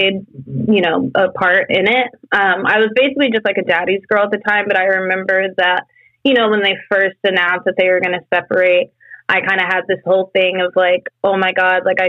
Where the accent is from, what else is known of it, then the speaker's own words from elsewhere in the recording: Fresno, California, United States; also born or lived in South Lake Tahoe, California; I was born in South Lake Tahoe. I don't know my birth parents like whatsoever, but ever since I was adopted, that was pretty much the family that I knew. And that was basically just like a mom and a dad. And I had two brothers, older brothers. And then we were living pretty much middle class, like living in Fresno, California